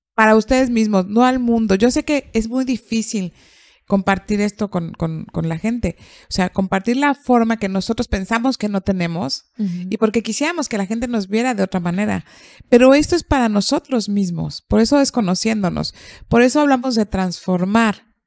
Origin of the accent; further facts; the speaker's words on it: Mexico; yo soy una mexicana muy mexicana